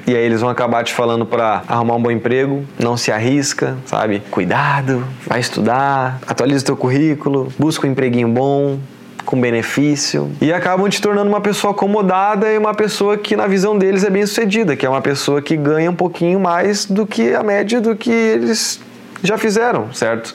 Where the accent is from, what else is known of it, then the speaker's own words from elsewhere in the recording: Porto Alegre, Rio Grande do Sul, Brazil; moved away as an adult; now in Florianópolis, Brazil; Eu cresci, nasci lá, né, em Porto Alegre